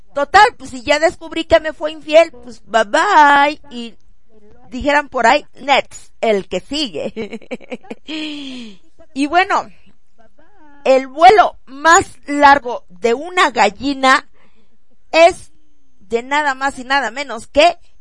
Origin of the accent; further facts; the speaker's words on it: Jojutla, Morelos, Mexico; moved away; Jojutla, Morelos a mi tierra hermosa, a la poderosa zona